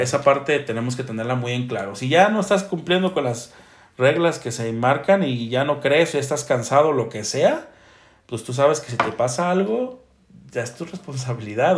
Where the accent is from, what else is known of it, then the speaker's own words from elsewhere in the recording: Mexico; como buen mexicano